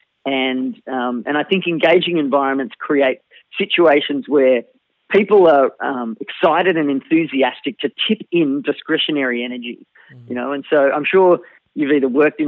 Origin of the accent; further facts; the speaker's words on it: Melbourne, Victoria, Australia; I was born almost in the car park, in fact, of a hospital in Melbourne, Australia